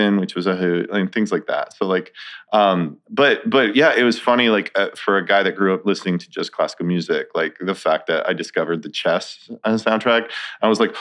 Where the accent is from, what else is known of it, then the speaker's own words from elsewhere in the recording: Centennial, Colorado, United States; I grew up in, it was considered unincorporated Arapahoe County at the time. Now it's Centennial, Colorado. It's about a half hour east of Denver.